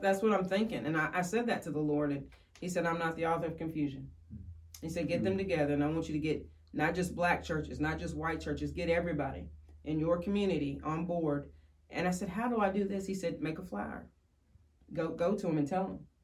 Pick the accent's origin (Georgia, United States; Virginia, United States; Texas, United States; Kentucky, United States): Kentucky, United States; Woodford County; I was born and raised in Woodford County and um, still live there today.